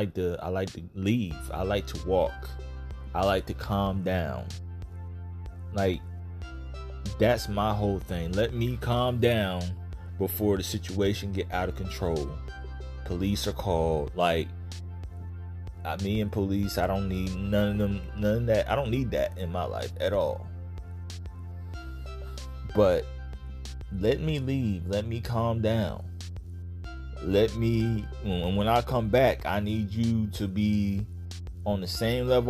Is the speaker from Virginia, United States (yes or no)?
yes; Virginia, United States; now in Florida, United States; I'm from Virginia. I live in Florida now